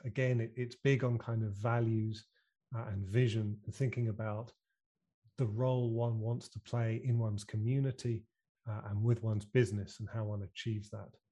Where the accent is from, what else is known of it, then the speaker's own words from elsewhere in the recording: United Kingdom; accent: British; my funny British accent